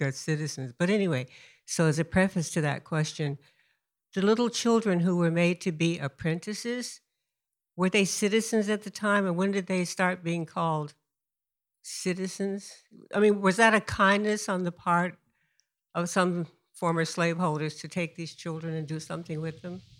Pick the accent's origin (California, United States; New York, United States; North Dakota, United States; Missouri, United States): California, United States; Oakland; also born or lived in Louisiana; I was born in Louisiana, but raised in Berkeley, Oakland